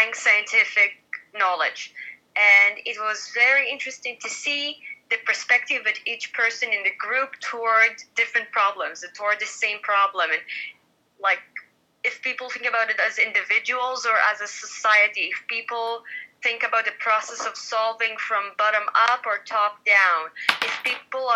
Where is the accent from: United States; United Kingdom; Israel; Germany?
Israel; we're actually from the Middle East. We're not European